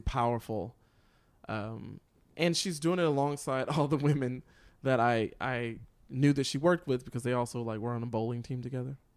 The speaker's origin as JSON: {"language": "English", "town": "Lincolnton", "region": "North Carolina", "country": "United States", "tie": "born or raised there", "said": "I grew up in Lincolnton, North Carolina"}